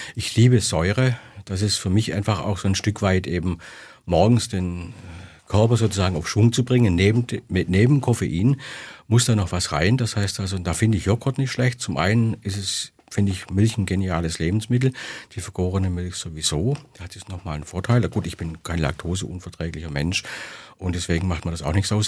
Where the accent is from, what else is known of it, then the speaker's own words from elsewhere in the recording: Swabia, Germany; ich als Schwabe